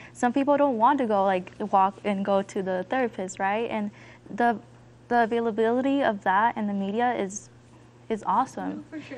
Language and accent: English; Denver, Colorado, United States; I'm 14 years old. I'm from Southwest Denver.